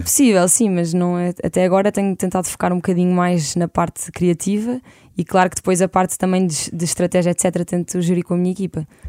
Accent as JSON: {"language": "Portuguese", "region": "Lisbon", "country": "Portugal", "tie": "born or raised there", "said": "eu cresci em Lisboa"}